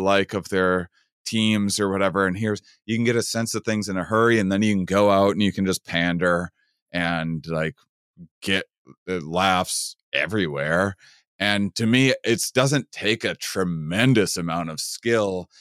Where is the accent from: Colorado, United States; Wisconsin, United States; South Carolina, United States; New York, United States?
Wisconsin, United States; I'm from Wisconsin